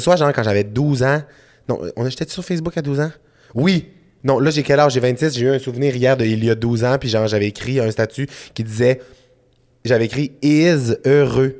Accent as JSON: {"language": "French", "town": "Saguenay", "region": "Quebec", "country": "Canada", "tie": "born or raised there", "said": "je viens de Saguenay dans la vie, je suis originaire de, Jonquière."}